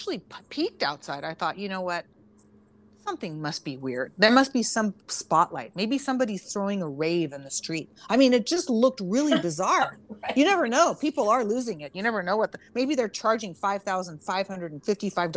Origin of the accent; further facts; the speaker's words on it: Santa Cruz, California, United States; I was born and raised in Santa Cruz, which is like, you know, very earthy